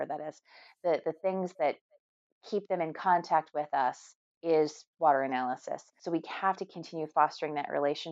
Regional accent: Canada; Being Canadian

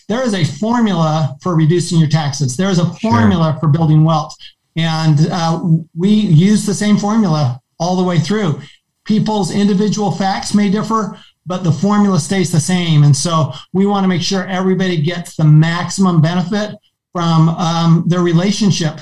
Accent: Arizona, United States; Arizona, my home state

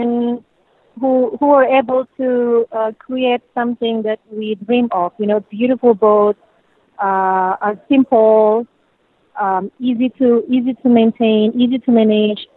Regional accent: Indonesia; moved away; I'm from Indonesia.

